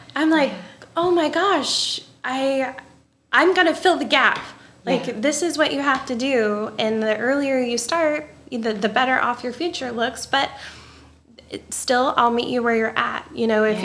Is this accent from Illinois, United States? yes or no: yes; Pinckneyville, Illinois, United States; also born or lived in Fort Collins; I could come back to my hometown and give like big city service to my people